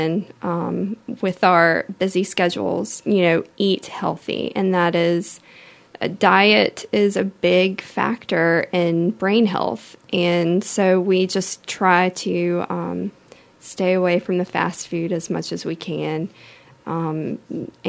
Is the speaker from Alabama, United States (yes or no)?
yes; Mobile, Alabama, United States; also born or lived in Tallahassee, Florida; I'm from Mobile, born and raised.